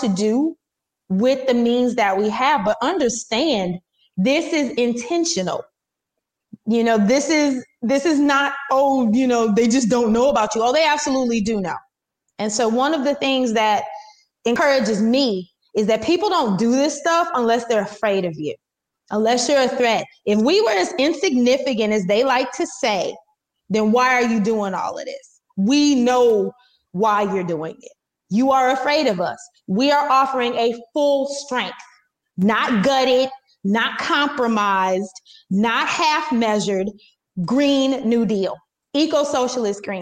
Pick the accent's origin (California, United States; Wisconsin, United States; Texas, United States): Wisconsin, United States; my home state of Wisconsin